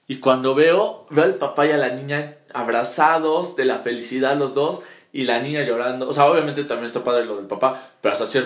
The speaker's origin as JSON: {"language": "Spanish", "region": "Puebla", "country": "Mexico"}